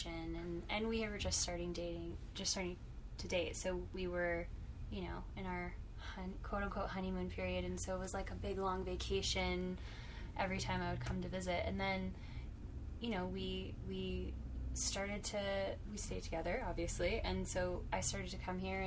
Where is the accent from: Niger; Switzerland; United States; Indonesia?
United States; Orlando, Florida; moved away as an adult; also born or lived in Texas; I grew up in Orlando, and I lived in Orlando for most of my life, with the exception of a couple of years in high school. My family moved overseas, and I'm a short stint in Texas.